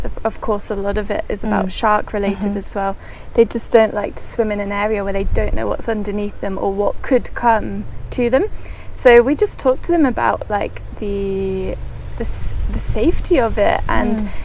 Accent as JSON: {"language": "English", "area": "Oxfordshire", "region": "South East England", "country": "United Kingdom", "tie": "born or raised there", "also_born_or_lived": "Worcester", "moved": "as an adult", "lives_now": "Maldives", "said": "in my countryside life that I've grown up in Oxfordshire"}